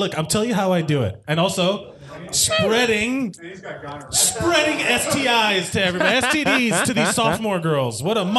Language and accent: English; Florida, United States; I'm from Florida.